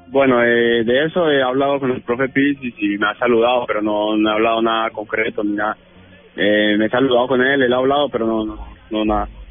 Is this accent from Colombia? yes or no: yes; Colombia; now in Italy; soy colombiano